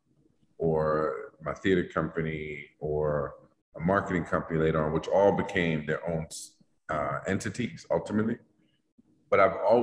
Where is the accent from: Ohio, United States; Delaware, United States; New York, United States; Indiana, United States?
New York, United States; New York City; I grew up in Harlem at the time, in the 70s, it wasn't gentrified